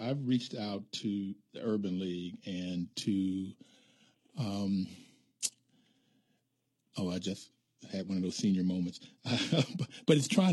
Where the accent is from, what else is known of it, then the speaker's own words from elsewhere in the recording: West Virginia, United States; Appalachia, where I grew up in West Virginia